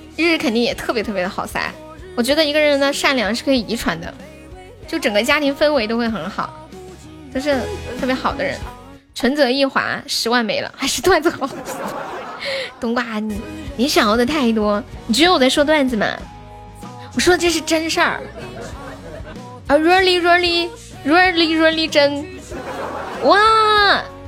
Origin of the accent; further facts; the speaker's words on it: Sichuan, China; 我是四川的